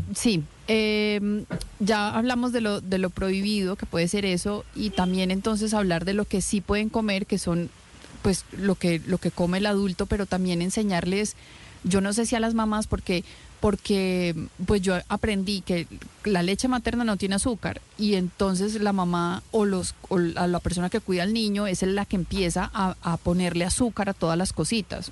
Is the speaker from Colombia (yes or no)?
yes; Colombia; now in United States; a nosotros como colombianos que somos dulceritos